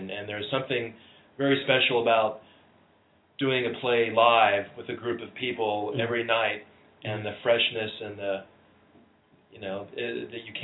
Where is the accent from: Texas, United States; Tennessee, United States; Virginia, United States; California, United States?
Texas, United States; Dallas; moved away as an adult; also born or lived in New York / Ohio; I'm from Dallas, Texas originally